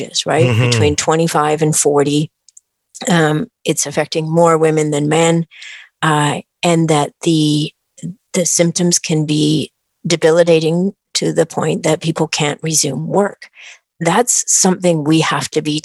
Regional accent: British Columbia, Canada; I'm a British Columbian

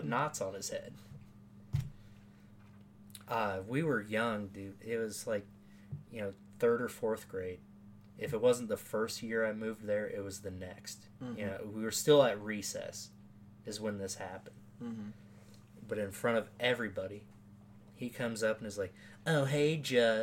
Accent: Norwalk, Iowa, United States; also born or lived in Des Moines, Iowa; we moved from Des Moines to Norwalk, the suburbs right outside of Des Moines

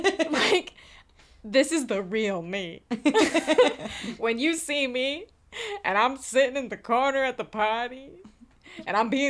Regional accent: Illinois, United States; now in Los Angeles, United States; I'm from the Flatlands.

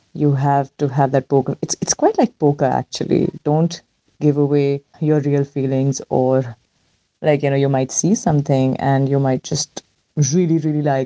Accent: Delhi, India; I've lived in Delhi all my life

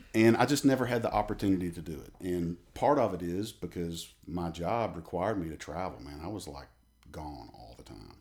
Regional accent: a little town outside of Birmingham, Alabama, United States; moved away as an adult; now in Middle Tennessee, United States; I'm from, uh, a little town outside of Birmingham, Alabama.

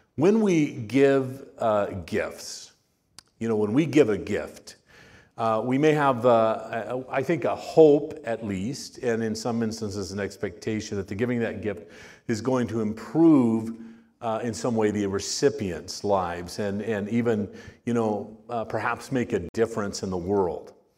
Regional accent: Miami, Arizona, United States; My parents were pastors in, in a church in Miami, uh, Arizona.

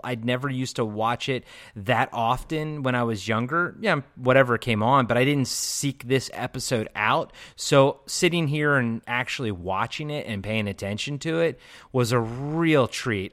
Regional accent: Maryland, United States; I'm from Maryland

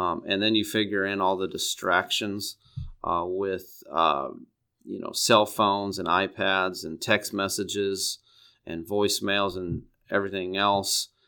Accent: Neoga, Illinois, United States; now in Peoria, United States; I grew up in Neoga, Illinois. It's down by East Central, or it's in East Central Illinois.

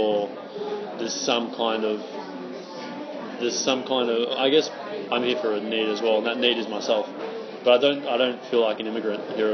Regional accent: Melbourne, Victoria, Australia; moved away as an adult; now in Seville, Spain; I'm from Melbourne

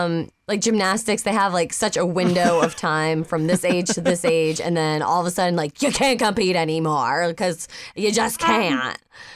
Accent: Connecticut, United States; And I'm from Connecticut. We're all from Connecticut.

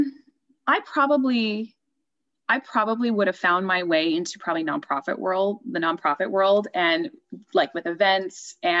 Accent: Southern California, United States; moved away; I'm not from the county, I'm from Southern California originally

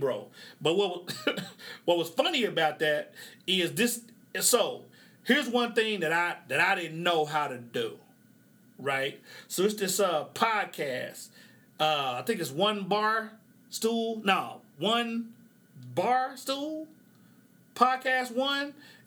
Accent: Oklahoma, United States; I grew up in the Midwest in Oklahoma.

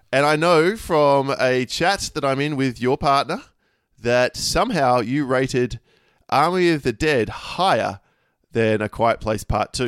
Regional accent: Australia; the reason I'm Australian is my grandfather was Polish and met my grandmother, who's German, at the end of the war, and no one would accept them over there, so they had to move, immigrate to Australia

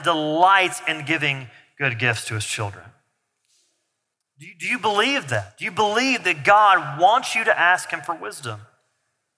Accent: the South, United States; I grew up in the South

